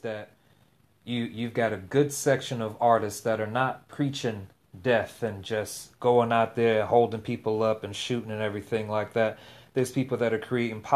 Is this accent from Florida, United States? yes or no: yes; Tangelo Park, Florida, United States; I grew up in Tangelo Park